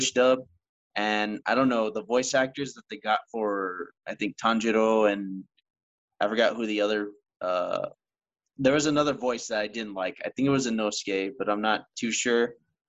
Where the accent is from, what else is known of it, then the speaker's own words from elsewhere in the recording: Texas, United States; I'm a Texan